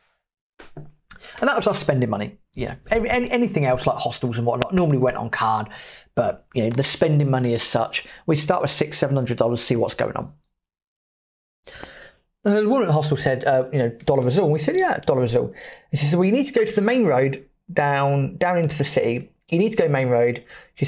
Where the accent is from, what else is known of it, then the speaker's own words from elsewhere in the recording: England, United Kingdom; We felt a bit weird being English in Argentina